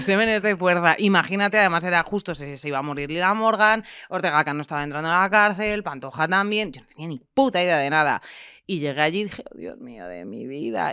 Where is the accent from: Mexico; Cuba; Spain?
Spain; Ávila, Castile and León; moved away; yo básicamente vengo de Ávila, de un entorno ultra mega cerrado